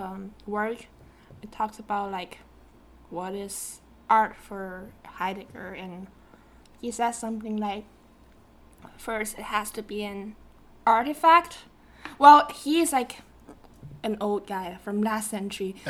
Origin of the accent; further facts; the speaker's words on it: Shenzhen, Guangdong, China; English is a second language; moved away as an adult; also born or lived in Seattle, Washington; now in United States; I was born in Shenzhen, China, and I grew up there